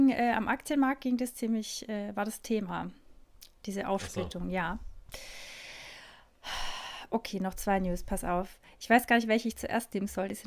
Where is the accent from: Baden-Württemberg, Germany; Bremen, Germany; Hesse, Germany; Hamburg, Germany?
Baden-Württemberg, Germany; Stuttgart